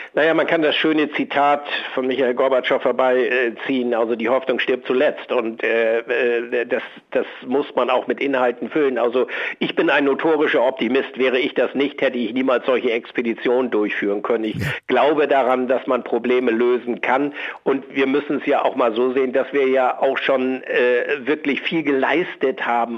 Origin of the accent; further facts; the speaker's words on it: Schleswig-Holstein, Germany; Ich komme aus Schleswig-Holstein, das Meer liegt mir nahe